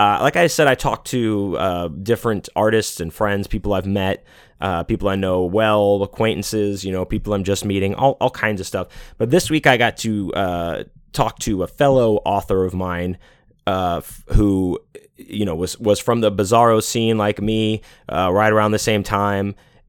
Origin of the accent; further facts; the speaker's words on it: Pittsburgh, Pennsylvania, United States; You know, I myself am born and native of Pennsylvania. I was born in Pittsburgh.